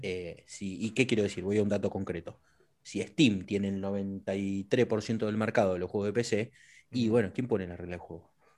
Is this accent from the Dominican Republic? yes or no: no; Neuquén, Argentina; yo nací en Neuquén y, me, crié con, cercano muchas, a muchas comunidades mapuches